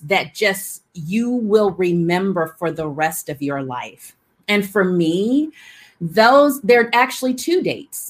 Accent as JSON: {"language": "English", "region": "Alabama", "country": "United States", "tie": "born or raised there", "said": "growing up in the South. I'm from Alabama."}